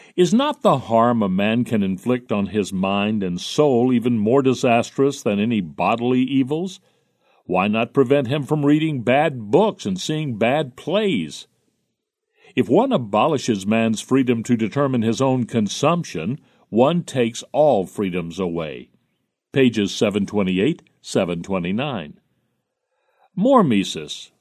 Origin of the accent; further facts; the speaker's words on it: Jersey City, New Jersey, United States; in nineteen thirty when I was growing up in Jersey City